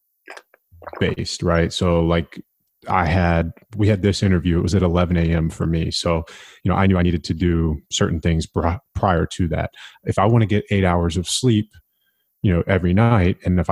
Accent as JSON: {"language": "English", "country": "United States", "said": "I'm an American."}